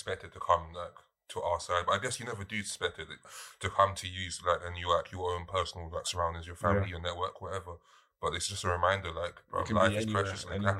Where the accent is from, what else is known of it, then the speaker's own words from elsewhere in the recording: London, United Kingdom; In my hometown, Streatham.